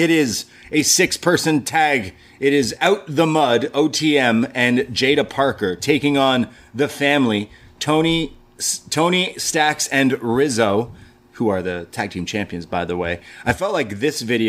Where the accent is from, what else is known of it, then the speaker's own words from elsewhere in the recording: Canada; I'm Canadian